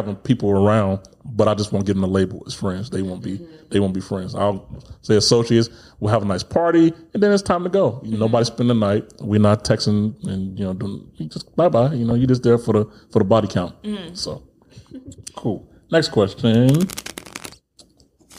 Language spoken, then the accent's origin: English; Chicago, Illinois, United States; moved away; also born or lived in East Coast / North Dakota; I'm from Chicago